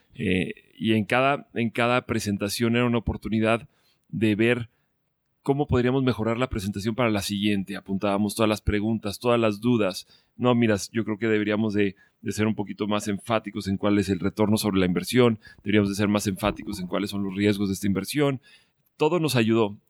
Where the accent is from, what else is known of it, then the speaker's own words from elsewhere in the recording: Mexico; now in Colombia; somos muchos los mexicanos en Colombia